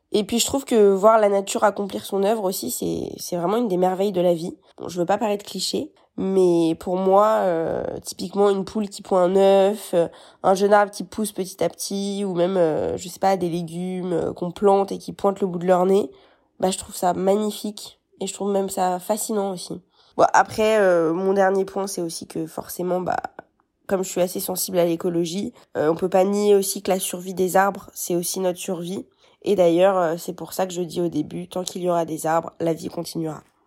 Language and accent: French; Neuilly-sur-Seine, Île-de-France, France; je suis née à Neuilly-sur-Seine où j'habite